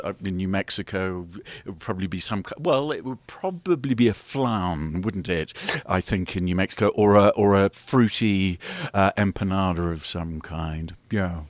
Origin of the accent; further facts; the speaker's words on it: England, United Kingdom; also born or lived in United States; I'm from England